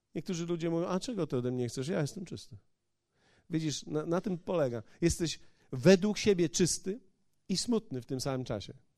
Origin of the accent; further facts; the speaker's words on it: Poland; moved away as an adult; ja z Polski przyjechałem